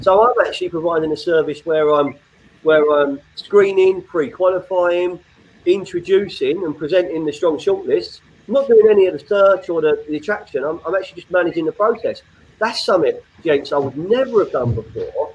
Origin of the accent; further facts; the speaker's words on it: London, United Kingdom; now in Sussex, United Kingdom; an exiled West Londoner who's down in Sussex